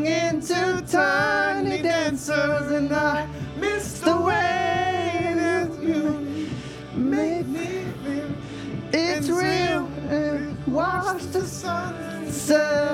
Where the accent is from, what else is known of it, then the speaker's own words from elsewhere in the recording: Ethiopia; moved away; I was born in Ethiopia, in a small village